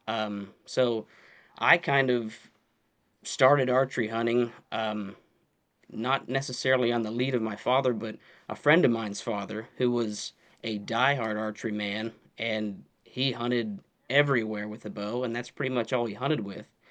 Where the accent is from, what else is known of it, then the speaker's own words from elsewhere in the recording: Pennsylvania, United States; born and raised in Pennsylvania.